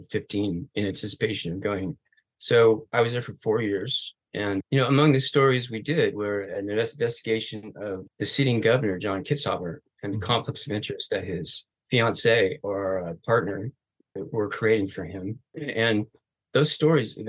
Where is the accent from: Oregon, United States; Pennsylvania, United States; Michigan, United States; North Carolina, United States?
Oregon, United States; I grew up in Oregon